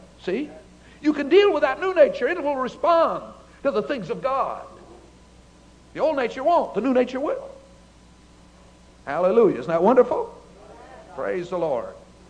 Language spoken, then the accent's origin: English; Japan; born there; My parents were missionaries in Japan. I was born in Japan.